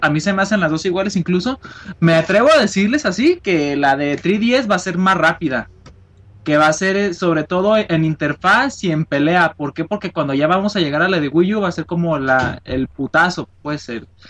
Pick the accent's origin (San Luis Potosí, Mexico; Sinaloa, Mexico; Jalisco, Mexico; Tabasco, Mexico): Jalisco, Mexico; Guadalajara; De Guadalajara, de aquí